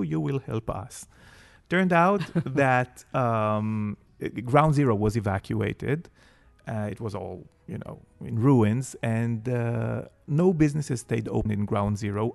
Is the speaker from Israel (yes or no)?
yes; Jerusalem, Jerusalem District, Israel; I grew up in Jerusalem